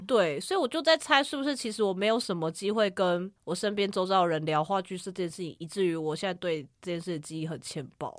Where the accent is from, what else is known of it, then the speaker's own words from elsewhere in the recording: Kaohsiung, Taiwan; 我是来自高雄的前镇高中